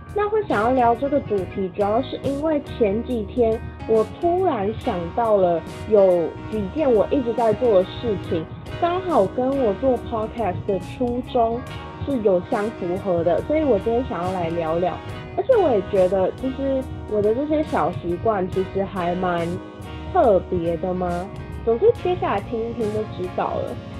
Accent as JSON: {"language": "Chinese", "country": "Taiwan", "lives_now": "Kaohsiung, Taiwan", "said": "第一次不在台湾过圣诞节跟跨年。回来之后，很努力适应台湾的生活"}